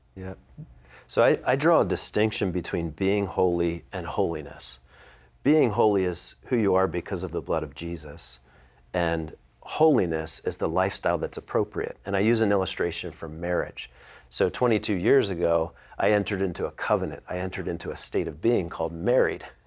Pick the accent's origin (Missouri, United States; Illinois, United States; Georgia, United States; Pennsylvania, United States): Pennsylvania, United States; Philadelphia; I'm from the Philadelphia area.